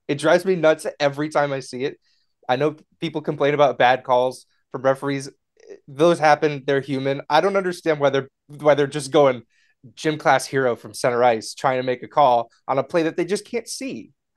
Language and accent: English; Connecticut, United States; I'm from Connecticut